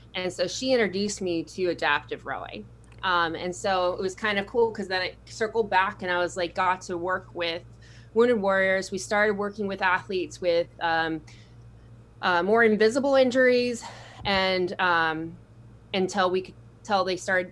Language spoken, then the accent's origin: English; San Diego, California, United States; A lot of military growing up in San Diego